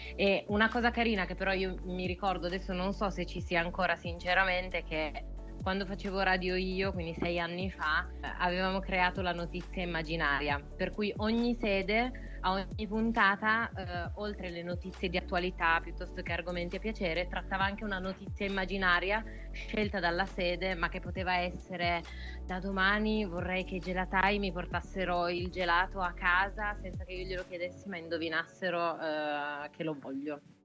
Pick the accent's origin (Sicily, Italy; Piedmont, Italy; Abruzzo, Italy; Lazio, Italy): Piedmont, Italy; Turin; sono di Torino